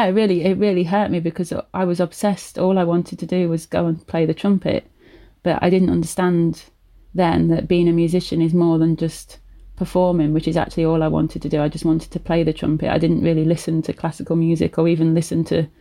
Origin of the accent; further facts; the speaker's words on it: Leicester, East Midlands, United Kingdom; my accent was really common compared to where they'd brought up, because we were like in the middle of Leicester